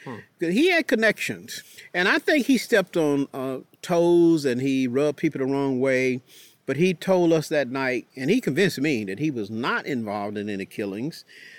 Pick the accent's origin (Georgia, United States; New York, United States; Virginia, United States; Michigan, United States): Georgia, United States; Warrenton; My parents went to vote in my hometown of Warrenton.